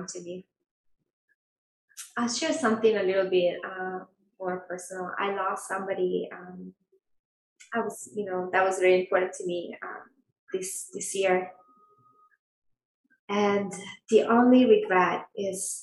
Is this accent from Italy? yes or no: yes; Italy; now in Los Angeles, United States; I'm from Italy